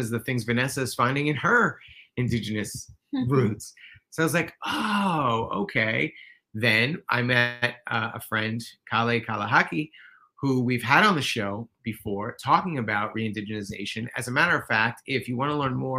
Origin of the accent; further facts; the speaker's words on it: New York City, New York, United States; I'm a white guy who grew up in New York City